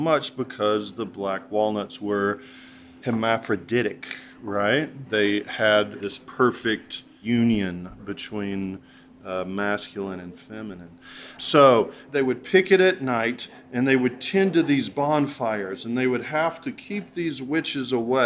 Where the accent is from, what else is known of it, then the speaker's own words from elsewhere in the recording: Western North Carolina, United States; I grew up here in Western North Carolina.